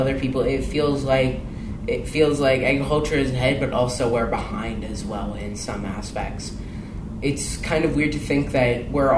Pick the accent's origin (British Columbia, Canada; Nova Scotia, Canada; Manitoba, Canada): Manitoba, Canada; Steinbach; now in Alberta, Canada; I grew up in Manitoba in Steinbach. That's where me and my dad were originally from. We moved out here for my dad's work